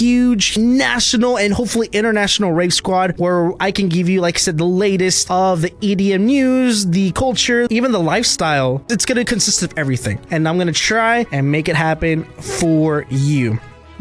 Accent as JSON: {"language": "English", "town": "Arlington", "region": "Texas", "country": "United States", "tie": "born or raised there", "also_born_or_lived": "Fort Worth, Texas", "said": "I was born in Fort Worth, raised in Arlington, and I work in Dallas."}